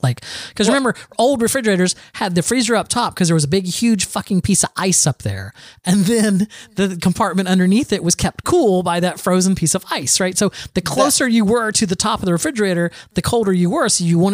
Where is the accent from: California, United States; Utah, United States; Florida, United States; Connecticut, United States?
Florida, United States; So I'm from Florida.